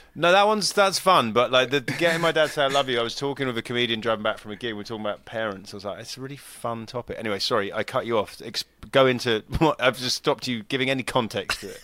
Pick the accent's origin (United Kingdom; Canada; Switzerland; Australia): United Kingdom; moved away as an adult; now in California, United States; being British